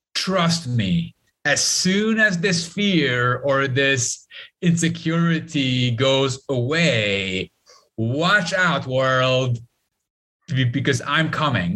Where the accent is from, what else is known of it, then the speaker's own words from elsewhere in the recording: Lebanon; Growing up in Lebanon